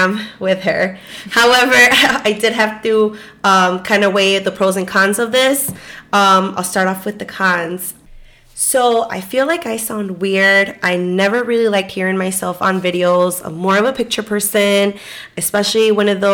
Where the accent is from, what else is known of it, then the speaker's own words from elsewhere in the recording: Chicago, Illinois, United States; I was born and raised in Chicago